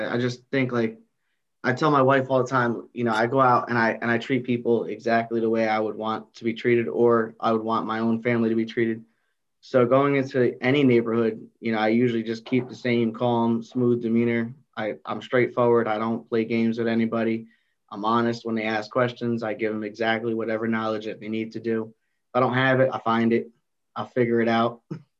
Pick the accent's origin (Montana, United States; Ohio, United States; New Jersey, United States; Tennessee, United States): New Jersey, United States; North Jersey, baby.